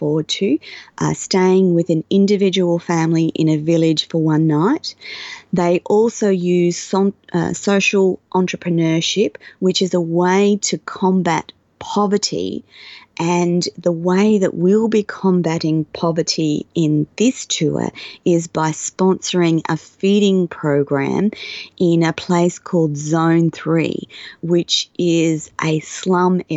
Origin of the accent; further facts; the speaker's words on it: Australia; being Australian and having an Australian passport